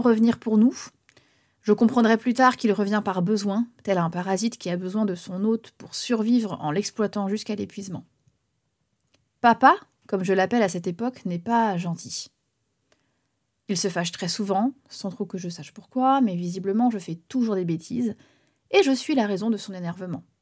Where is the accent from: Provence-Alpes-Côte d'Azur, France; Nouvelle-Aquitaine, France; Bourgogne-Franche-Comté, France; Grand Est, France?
Nouvelle-Aquitaine, France; Bourganeuf; also born or lived in Rouen; Nous sommes à Bourganeuf, en Creuse, dans les années 90. Initialement, je suis née à Rouen